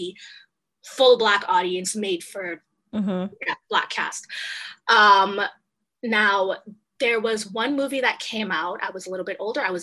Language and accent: English; Trinidad & Tobago; now in Canada; I'm originally from Trinidad. I don't know if you know Trinidad and Tobago, mm-hmm. Small island in the Caribbean. And so growing up there, it's interesting.